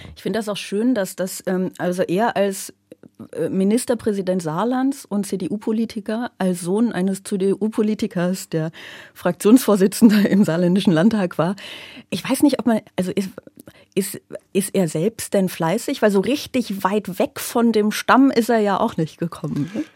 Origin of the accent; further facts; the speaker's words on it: Aachen, North Rhine-Westphalia, Germany; now in Berlin, Germany; ich komme ja aus Aachen. Ich komme ja hier aus der Gegend zumindest